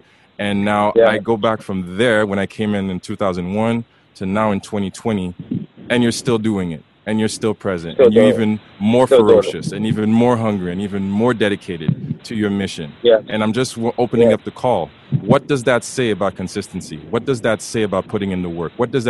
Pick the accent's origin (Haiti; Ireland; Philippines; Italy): Haiti; now in Canada; I had a couple of friends because I came from Haiti.